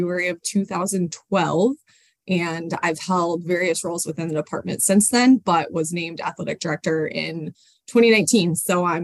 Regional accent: Colorado, United States; moved away as an adult; also born or lived in Sioux Falls, South Dakota / Midwest; now in St. Paul, United States; I'm originally from Colorado, but I moved to the Midwest.

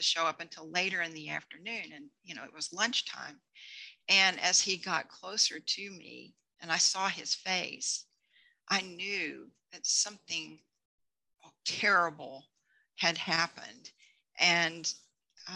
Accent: Texas, United States; moved away as an adult; now in Colorado, United States; I grew up in Texas

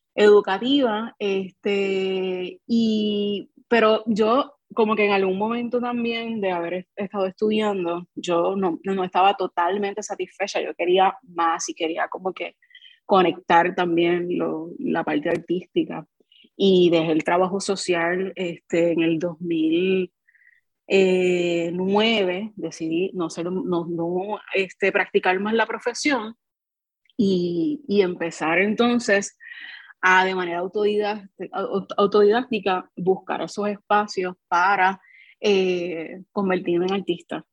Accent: Carolina, Puerto Rico; soy de Barrio San Antón eh, y me crié entre Barrio San Antón y Manuela Pérez

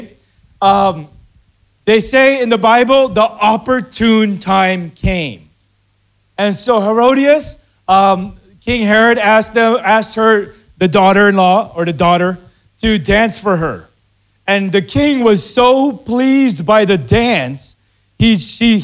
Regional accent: Philippines; I'm Filipino

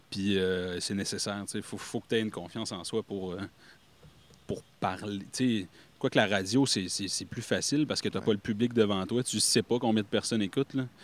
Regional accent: Ontario, Canada; born there; moi, je suis né en Ontario, tu Fait que ce qui fait de moi officiellement, là, selon mon certificat de naissance, un franco-ontarien.

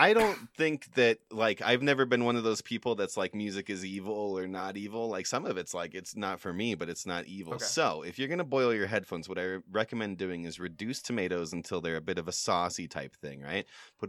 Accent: United Kingdom; accent: British; backstory on this, people at home, is I think I've lost my British accent because I've been consuming a lot of Australian media lately, and I just think that it's gone.

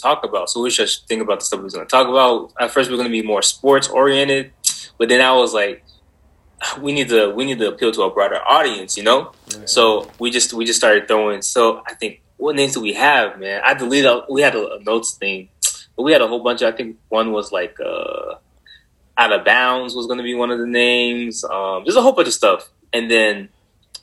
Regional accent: Georgia, United States; moved away as an adult; also born or lived in Boston, Massachusetts; now in Arizona, United States; I was born in Boston, Massachusetts. My parents decided to dip when I was 3. We headed down to Georgia, and I grew up there most of my life.

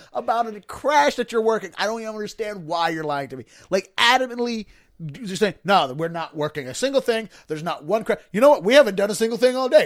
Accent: Baltimore County, Maryland, United States; I grew up in Baltimore County

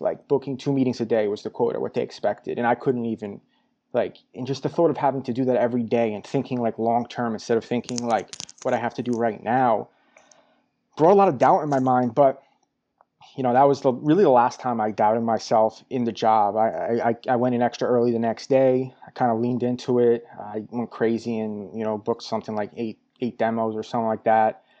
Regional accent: New York, United States; moved away as an adult; also born or lived in Albany, New York; now in Los Angeles, United States; born and raised in New York.

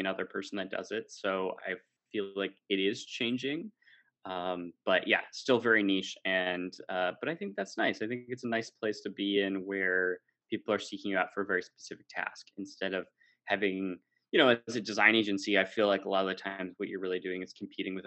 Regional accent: United States; now in Amsterdam, Netherlands; I'm American but live in Amsterdam

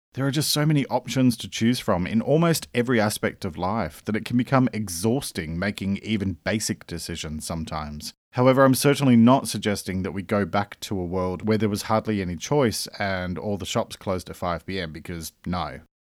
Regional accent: Australia; I'm an Australian writer and speaker

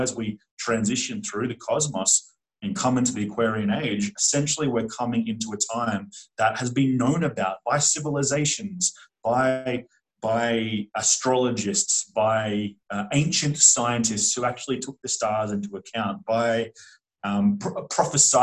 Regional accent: Australia; I grew up in Australia, and we literally get taught a false history of Australia in mainstream schooling

